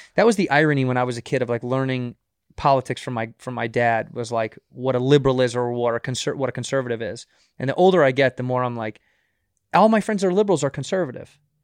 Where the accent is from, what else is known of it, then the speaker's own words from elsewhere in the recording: Chicago, Illinois, United States; moved away; Chicago, my hometown